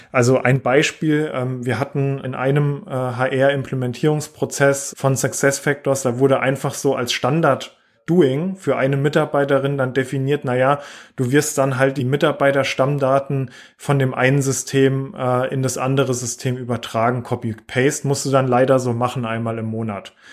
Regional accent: southwest Germany, Germany; Wie man auch hört, äh, komme ich so aus der Region, ähm, eher Richtung äh, im Süden äh, in Deutschland oder Südwesten.

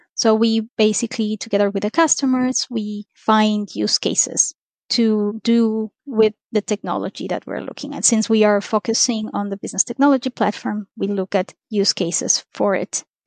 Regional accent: Ecuador; moved away; I'm originally from Ecuador

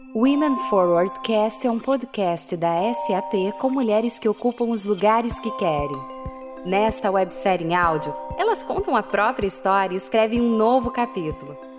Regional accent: Rio de Janeiro, Brazil; moved away as an adult; also born or lived in United States; now in São Paulo, Brazil; Eu sou carioca, tenho 54 anos

